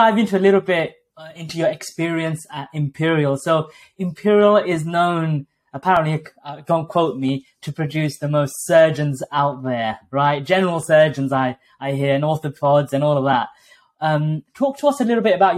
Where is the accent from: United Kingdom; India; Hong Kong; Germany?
United Kingdom; London; moved away as an adult; also born or lived in Coventry; I was born and brought up in London